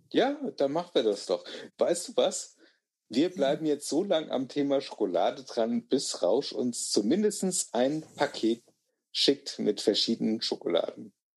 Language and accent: German; Germany; ich bin Deutscher